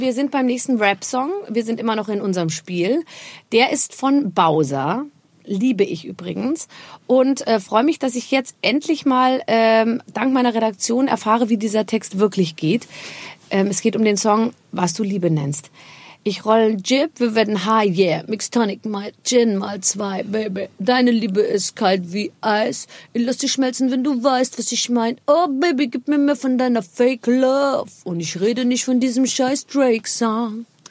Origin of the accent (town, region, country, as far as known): Rhineland-Palatinate, Germany